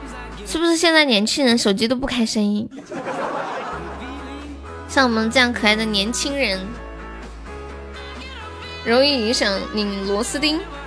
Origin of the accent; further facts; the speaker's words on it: Sichuan, China; 当当当当当当当，我是四川的。